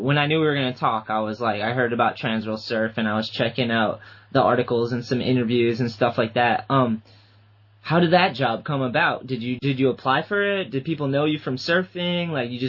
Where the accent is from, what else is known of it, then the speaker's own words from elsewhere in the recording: East Coast, United States; also born or lived in New Bedford, Massachusetts; growing up on the East Coast